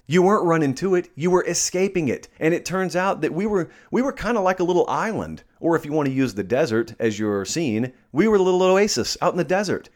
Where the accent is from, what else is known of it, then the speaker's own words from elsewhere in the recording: Columbus, United States; I grew up in Columbus, where I am right now, um, physically